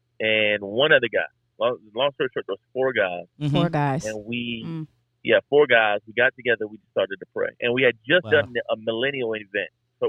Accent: Miami, Florida, United States; now in Atlanta, United States; I was born and raised in Miami, and I was kind of running from the Lord, ended up in Atlanta

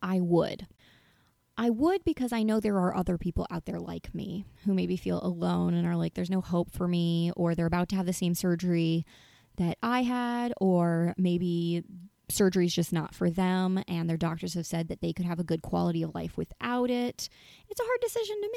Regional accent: North Carolina, United States; moved away; I'm originally from North Carolina

